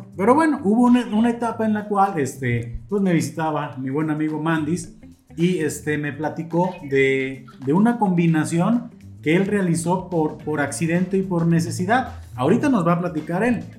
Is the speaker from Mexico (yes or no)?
yes; Mexico; como mexicano